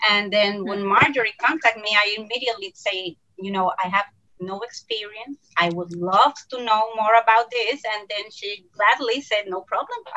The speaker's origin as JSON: {"language": "English", "country": "Puerto Rico", "said": "from Puerto Rico."}